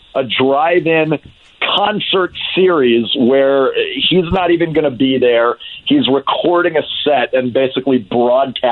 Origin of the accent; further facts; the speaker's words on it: Dallas, Texas, United States; Dallas is my hometown